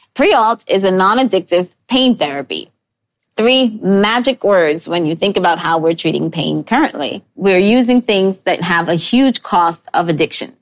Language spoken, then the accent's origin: English; New York City, New York, United States; I grew up in New York City with forced access to the Natural History Museum